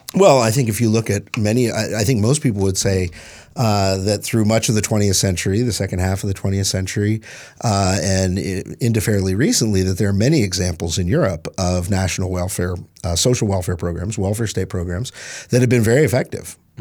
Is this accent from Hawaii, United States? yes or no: no; East Tennessee, United States; moved away; I grew up in East Tennessee.